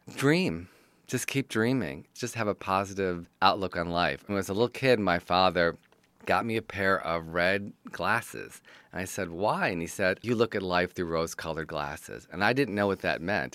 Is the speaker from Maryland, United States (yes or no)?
no; Detroit, Michigan, United States; I'm from Detroit, Michigan, and I'm a writer, producer, director, and teacher